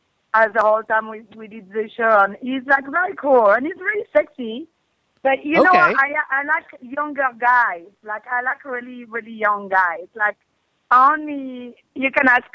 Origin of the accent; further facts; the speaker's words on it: Paris, Île-de-France, France; accent: French; English is a second language; now in United States; I was born and raised in Paris